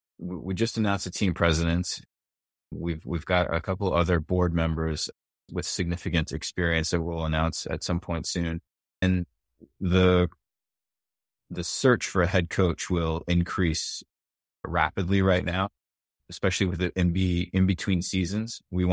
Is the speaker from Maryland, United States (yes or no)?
no; Rhode Island, United States; growing up around Rhode Island, football's big, right?